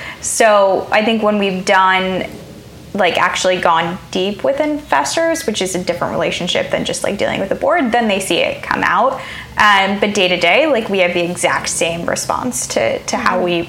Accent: Midwest, United States; I think I'm from the Midwest.

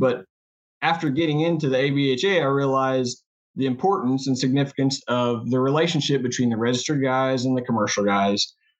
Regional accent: Coffeyville, Kansas, United States; I'm from Coffeyville, Kansas. It's in Southeast Kansas. We're about an hour north of Tulsa.

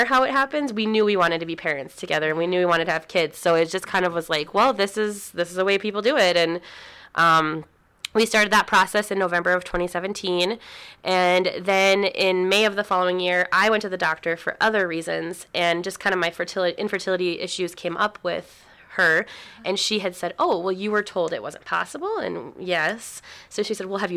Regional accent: North Dakota, United States; also born or lived in Minnesota; we moved from Minnesota back to North Dakota. We're both from here

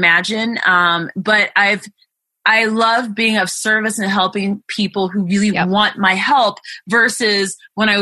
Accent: Colorado, United States; moved away; I come from the state of Colorado

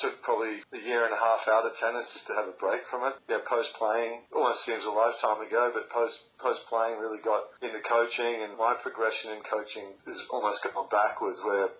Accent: Australia; So I didn't really come home to Australia at the end of every year and have summer here, which was great.

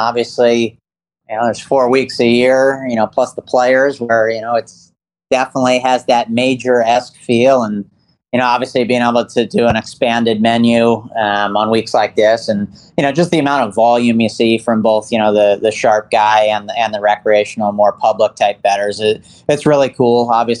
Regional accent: East Coast, United States; Yeah, I grew up on the East Coast.

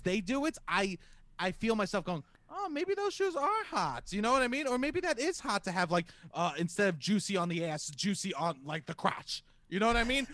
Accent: New York City, New York, United States; I'm from Staten Island

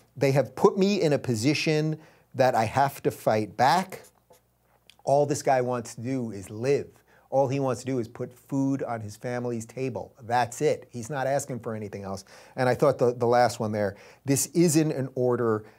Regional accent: New York, United States; I'm a New Yorker

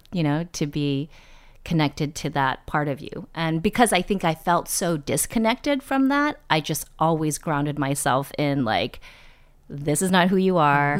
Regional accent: East Bay, Bay Area, Northern California, United States; born or raised there; moved away; also born or lived in New York

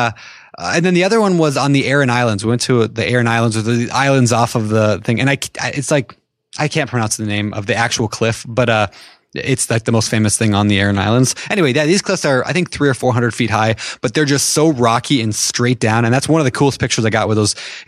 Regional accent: Minnesota, United States; Like, because I'm from Minnesota, and so everything's yeah.

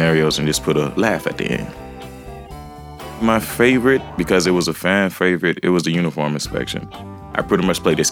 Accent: Jacksonville, Florida, United States; I'm from Jacksonville, Florida, aka Duval County

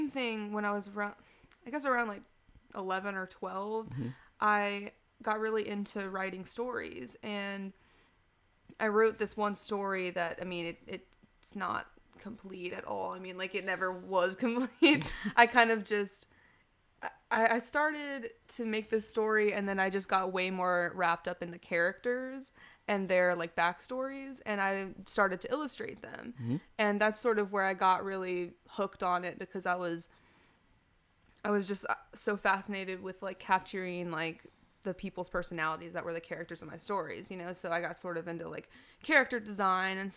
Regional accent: Chapel Hill, North Carolina, United States; also born or lived in Raleigh / Greensboro; technically born in Raleigh, but I lived my whole life in Chapel Hill

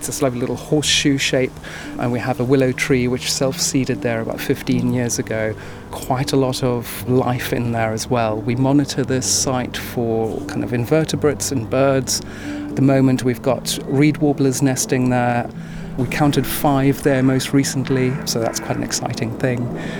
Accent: South Africa; now in Bethnal Green, London, United Kingdom; I was born in South Africa and, you know, my childhood was spent running through the veld

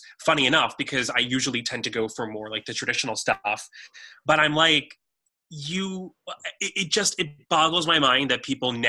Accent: New York City, New York, United States; I was a version of myself in the 90s growing up in New York

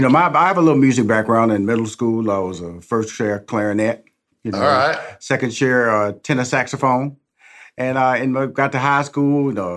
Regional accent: Houston, Texas, United States; I'm from Houston.

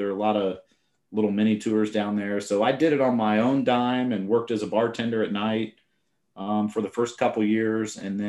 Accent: Indiana, United States; born or raised there; moved away; also born or lived in Colorado

